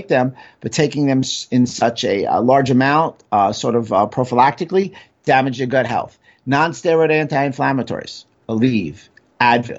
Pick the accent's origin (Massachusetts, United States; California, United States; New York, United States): New York, United States; New York City; growing up in New York City